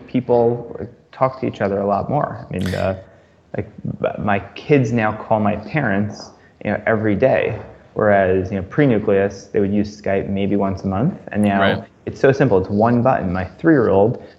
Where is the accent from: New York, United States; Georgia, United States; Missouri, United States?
New York, United States; now in Philadelphia, United States; I grew up in New York. I'm close with my parents. I live now in Philadelphia